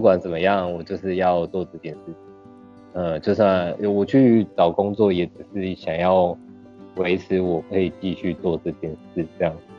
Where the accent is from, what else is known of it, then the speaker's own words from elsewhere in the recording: Tainan, Taiwan; 应该说打从出生到研究所都在台南